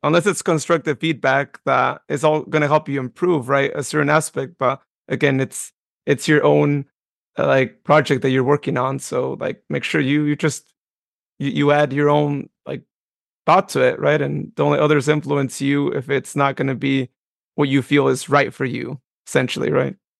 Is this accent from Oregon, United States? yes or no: no; Modesto, California, United States; my hometown of Modesto